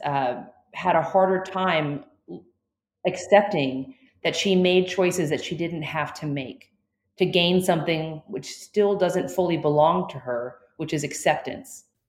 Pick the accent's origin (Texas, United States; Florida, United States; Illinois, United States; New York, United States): Florida, United States; When I was born, I was born in Florida, and I am a part of a Cuban American family on one side